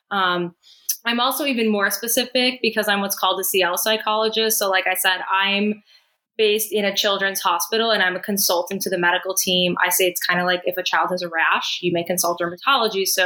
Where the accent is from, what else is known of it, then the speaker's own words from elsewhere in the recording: Chicago, Illinois, United States; moved away as an adult; also born or lived in Boston; now in Miami, United States; I was born and raised in Chicago.